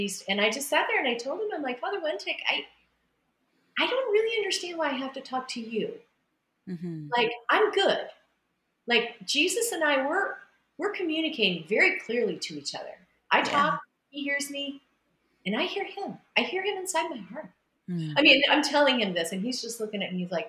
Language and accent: English; Illinois, United States; very old church that I went to growing up in Illinois